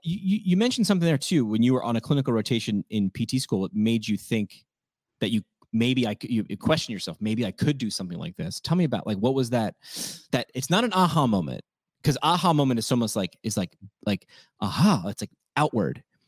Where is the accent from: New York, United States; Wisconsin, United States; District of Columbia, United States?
New York, United States; I'm a New Yorker